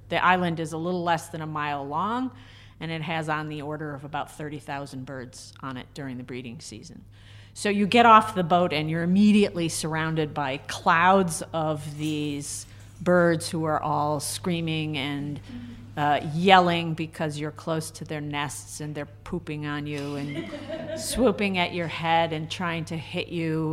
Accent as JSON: {"language": "English", "town": "Groton", "region": "Connecticut", "country": "United States", "tie": "born or raised there", "also_born_or_lived": "Reno, Nevada / West Coast", "moved": "as an adult", "said": "I was not born in Connecticut, but I still kind of think of myself as a Connecticut native because I grew up down in Groton"}